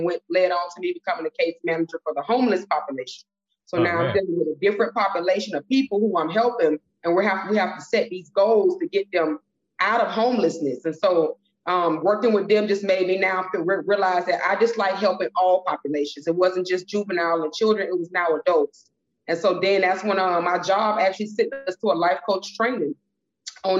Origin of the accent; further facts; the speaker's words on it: Miami, Florida, United States; also born or lived in Tallahassee, Florida; I'm originally from Miami, Florida. Dade County, all the way, still to this day.